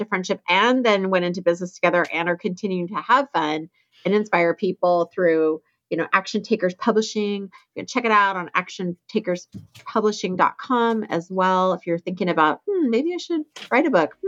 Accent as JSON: {"language": "English", "region": "Alaska", "country": "United States", "tie": "born or raised there", "moved": "yes", "said": "Tamara and I grew up in Alaska together"}